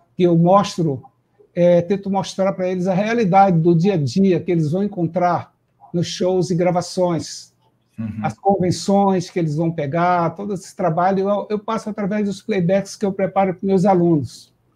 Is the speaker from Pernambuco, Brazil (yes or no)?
no; Quixadá, Ceará, Brazil; now in Rio de Janeiro, Brazil; Eu sou cearense de Quixadá, estou é, no Rio de Janeiro há 35 anos